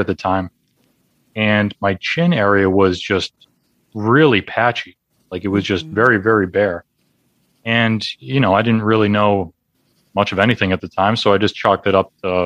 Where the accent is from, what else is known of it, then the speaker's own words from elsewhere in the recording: Boston, Massachusetts, United States; I'm from the Boston area.